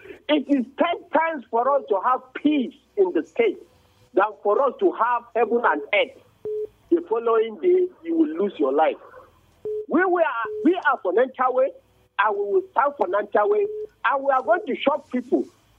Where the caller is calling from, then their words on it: Bukuru, Plateau, Nigeria; I'm calling from Bukuru right now.